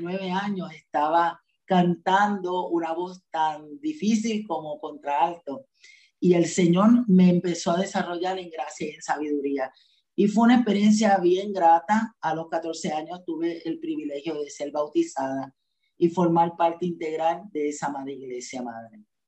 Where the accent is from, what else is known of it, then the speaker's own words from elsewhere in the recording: Juncos, Puerto Rico; also born or lived in Barranquitas, Puerto Rico; yo fui nacida y criada en el Evangelio. Desde el vientre de mi madre me llevaba a la iglesia, a la iglesia bautista, a la ciudad deseada, en un barrio de Juncos